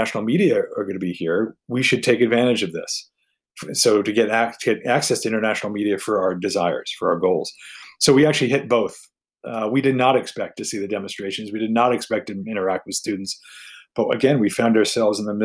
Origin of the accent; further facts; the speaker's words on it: United States; moved away as an adult; also born or lived in Taiwan; me as an American